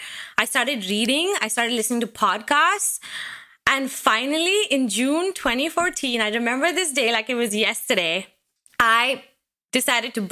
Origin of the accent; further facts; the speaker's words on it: India; moved away as an adult; now in Seattle, United States; I moved to the United States from India in 2007.